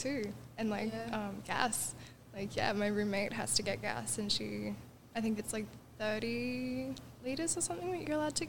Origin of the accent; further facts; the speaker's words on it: Australia; moved away as an adult; now in Canada; But yeah, I spent 15 years growing up in Australia.